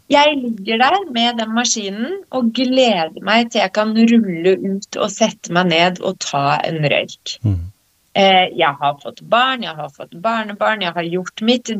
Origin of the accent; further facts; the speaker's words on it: Skien, Vestfold og Telemark, Norway; now in Oslo, Norway; jeg vokste opp på Gulset